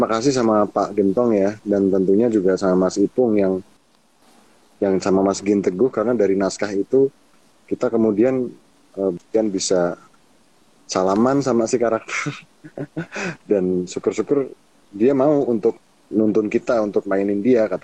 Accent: Java, Indonesia; Nah, kebetulan di Hasanah aku sebagai orang Jawa itu juga Kak suung kayak Manekung

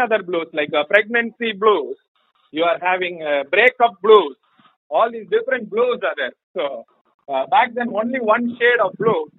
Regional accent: Kambam, Tamil Nadu, India; My home also being Kambam. Yes, Kambam is in south of Tamil Nadu.

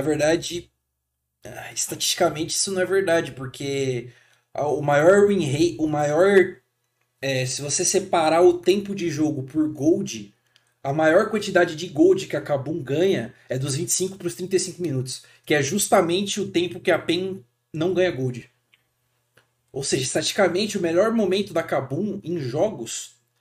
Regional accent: Brazil; como brasileiro, cara, a gente é criado

